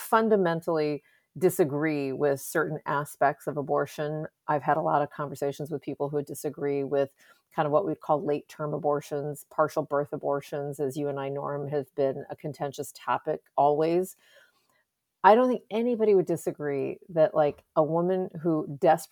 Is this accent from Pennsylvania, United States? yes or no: no; Texas, United States; I'm from Texas